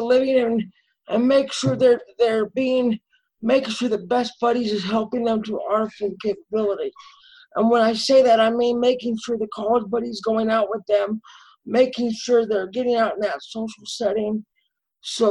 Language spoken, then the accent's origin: English; Salt Lake City, Utah, United States; also born or lived in Murray, Utah / West Jordan, Utah / Midvale, Utah / Riverton, Utah; I'm from Salt Lake City, Utah. Lived in Murray for about 23 years